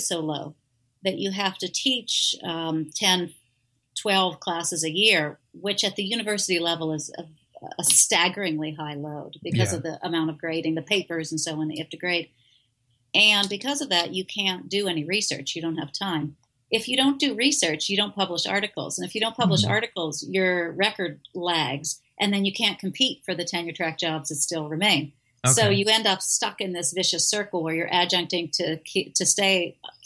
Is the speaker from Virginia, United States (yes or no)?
no; Pittsburgh, Pennsylvania, United States; also born or lived in Illinois; now in Oregon, United States; I'm from Pittsburgh originally, so I'm not a West Coaster.